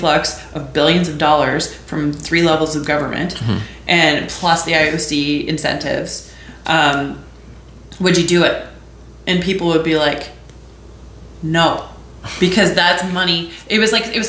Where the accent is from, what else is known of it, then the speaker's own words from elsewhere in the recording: Edmonton, Alberta, Canada; moved away as an adult; now in Calgary, Canada; I grew up in Edmonton